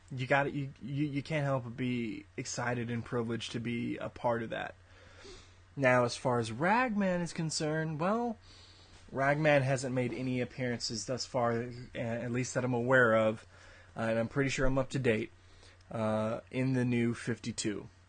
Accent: Austin, Texas, United States; my hometown of Austin, Texas

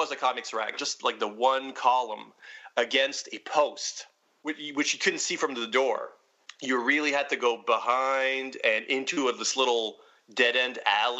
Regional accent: Edmundston, New Brunswick, Canada; moved away; my hometown, Edmundston, New Brunswick, where I thankfully don't live anymore

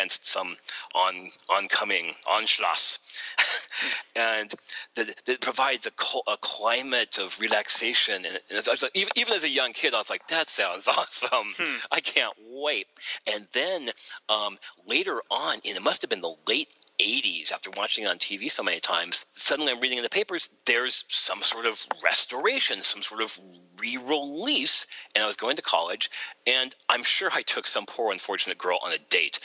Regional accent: Los Angeles, California, United States; I grew up in Los Angeles.

